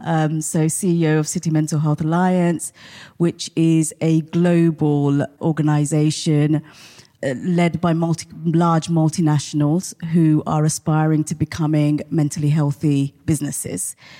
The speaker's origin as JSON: {"language": "English", "town": "Portsmouth", "region": "South East England", "country": "United Kingdom", "tie": "born or raised there", "said": "I grew up in Portsmouth"}